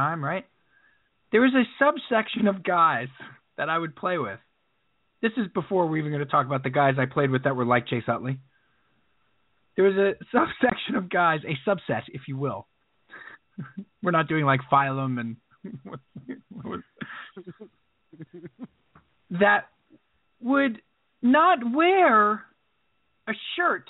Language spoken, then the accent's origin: English; Long Island, New York, United States; I grew up on Long Island and it was the late 80s, early 90s